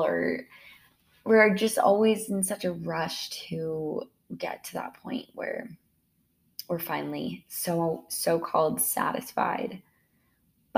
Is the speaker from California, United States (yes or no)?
no; Spokane, Washington, United States; I grew up in Spokane, Washington